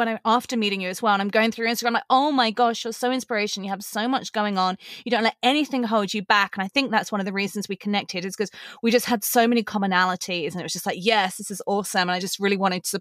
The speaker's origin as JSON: {"language": "English", "region": "England", "country": "United Kingdom", "also_born_or_lived": "Los Angeles, United States", "accent": "English", "moved": "yes", "lives_now": "Las Vegas, United States", "said": "I'm originally from England, hence the accent. And I live in Las Vegas, Nevada with my husband"}